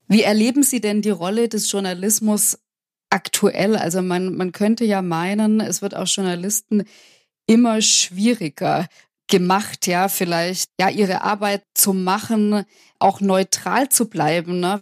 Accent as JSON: {"language": "German", "region": "Swabia", "country": "Germany", "accent": "Swabian", "said": "ich bin Schwäbin, ich kann Schwäbisch"}